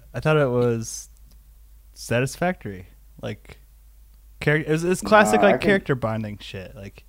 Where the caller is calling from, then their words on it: Denver, Colorado, United States; I'm recording from Denver, Colorado.